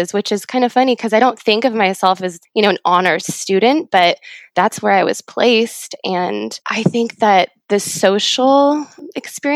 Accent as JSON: {"language": "English", "town": "Ramona", "region": "California", "country": "United States", "tie": "born or raised there", "said": "I grew up in Ramona in a little small town in San Diego"}